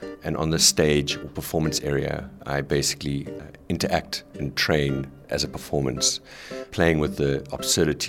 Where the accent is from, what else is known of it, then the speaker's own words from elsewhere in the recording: South Africa; now in Netherlands; I'm originally from South Africa